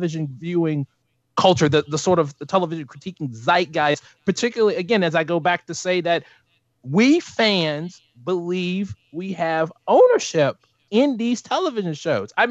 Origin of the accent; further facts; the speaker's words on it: United States; as an American